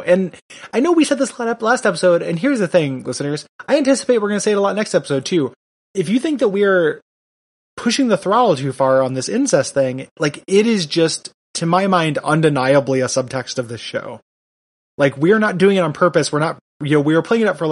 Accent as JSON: {"language": "English", "region": "Illinois", "country": "United States", "said": "I'm from Illinois"}